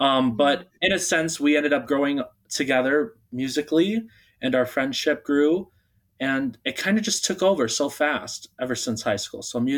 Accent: Arizona, United States; also born or lived in Bulgaria; I do consider myself an Arizonan. However, I wasn't born in Arizona. I was born in Bulgaria. So I would like to consider my roots are from Bulgaria. So I was adopted by a family originally from Michigan. They had brought me out here to Arizona.

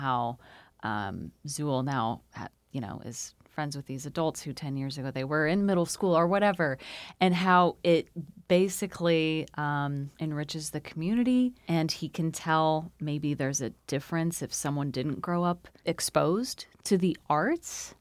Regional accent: Nebraska, United States; in my hometown in Nebraska

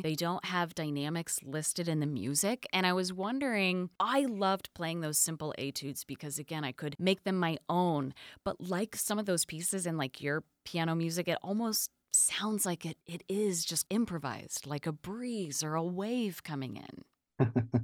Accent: Omaha, Nebraska, United States; Omaha is my hometown here in the States.

